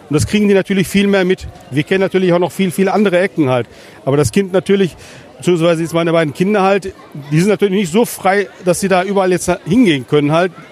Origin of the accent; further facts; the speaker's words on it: Herne, North Rhine-Westphalia, Germany; mich, äh, also meine Heimat, Geburtsort. Äh, ich habe hier viele Wurzeln, halt, meine ganze Familie. Wir sind hier gesamt äh, alle zusammen hier aufgewachsen.